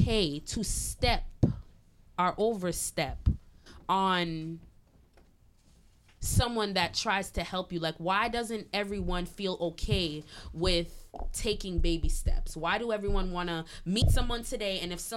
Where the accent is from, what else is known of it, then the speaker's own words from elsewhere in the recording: Montreal, Quebec, Canada; I'm born and raised in Canada